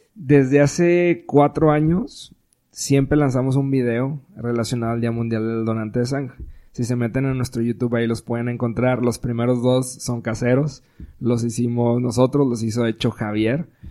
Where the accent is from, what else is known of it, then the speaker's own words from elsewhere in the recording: Monterrey, Nuevo León, Mexico; somos regios